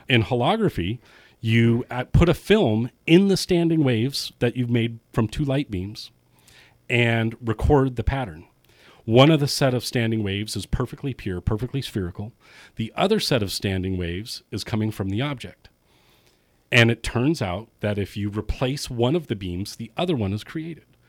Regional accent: California, United States; also born or lived in San Francisco; I was born and raised in Lake Tahoe

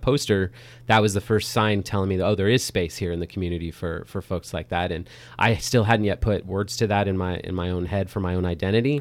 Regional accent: Napa, California, United States; I grew up here in Napa.

